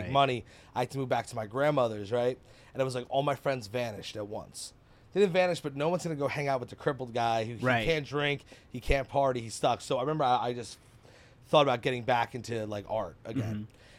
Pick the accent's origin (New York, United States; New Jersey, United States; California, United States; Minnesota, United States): New Jersey, United States; Keyport; now in Hazlet, United States; I am from Keyport.